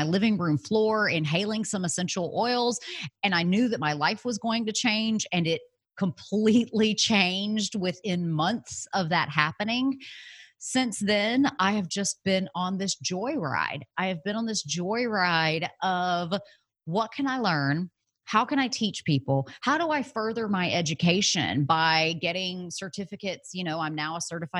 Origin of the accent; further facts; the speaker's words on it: Alabama, United States; moved away as an adult; also born or lived in San Francisco; I had moved away from home. I was from Alabama. I moved to San Francisco